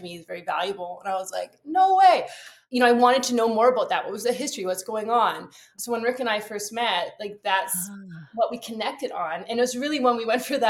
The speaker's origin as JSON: {"language": "English", "area": "Vancouver Island", "region": "British Columbia", "country": "Canada", "tie": "born or raised there", "lives_now": "Port Moody, Canada", "said": "And I grew up also in Vancouver Island. So another thing we have in common, we're both from Vancouver Island."}